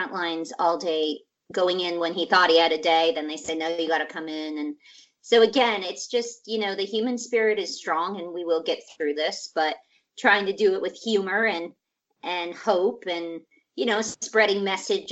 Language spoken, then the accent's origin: English; Scottsdale, Arizona, United States; moved away as an adult; also born or lived in Portland, Oregon; now in Los Angeles, United States; I grew up in Arizona